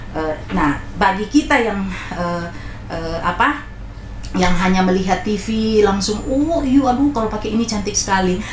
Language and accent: Indonesian; Manado, North Sulawesi, Indonesia; moved away; saya orang Manado